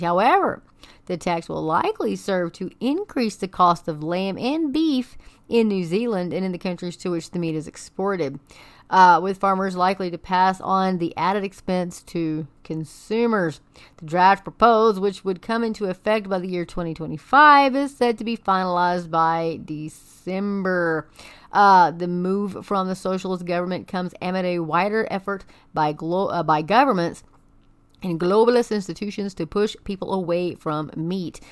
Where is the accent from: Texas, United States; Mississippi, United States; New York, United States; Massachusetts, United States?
Texas, United States; Amarillo; that is my hometown